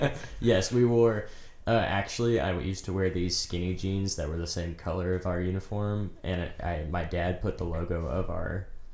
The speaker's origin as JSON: {"language": "English", "town": "Olathe", "region": "Kansas", "country": "United States", "tie": "born or raised there", "also_born_or_lived": "Shawnee, Kansas", "said": "I am from the Olathe / DeSoto area."}